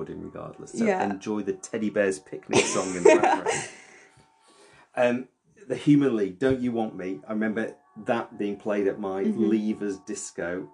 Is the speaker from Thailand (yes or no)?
no; the North, the north of England, United Kingdom; I grew up in the North.